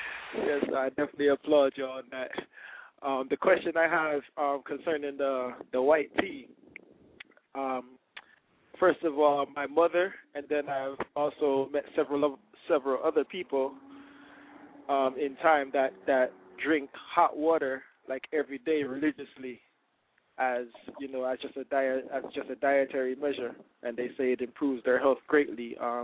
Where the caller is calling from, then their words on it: Fort Lauderdale, Florida, United States; I'm calling from Fort Lauderdale.